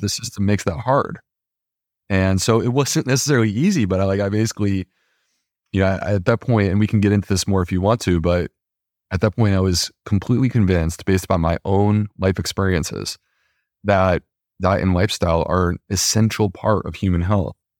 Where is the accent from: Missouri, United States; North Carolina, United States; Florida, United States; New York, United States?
New York, United States; Upstate; Upstate New York